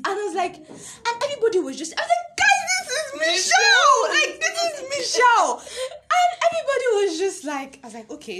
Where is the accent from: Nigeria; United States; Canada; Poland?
Nigeria; accent: Nigerian; now in Ghana; I'm more Nigerian than Ghanaian, and I can't blame myself because I was literally given birth to in Nigeria. Everything I know is surrounded in Nigeria